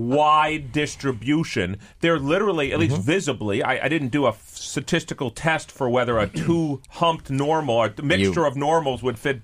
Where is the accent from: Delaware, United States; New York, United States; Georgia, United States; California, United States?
New York, United States; No, I'm a New Yorker. New Yorker, and I just use a lot of we.